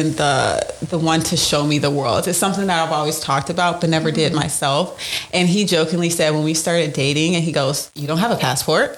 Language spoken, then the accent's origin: English; Chicago, Illinois, United States; moved away as an adult; now in Dubuque, United States; I am from the Chicagoland area. I came to Dubuque for college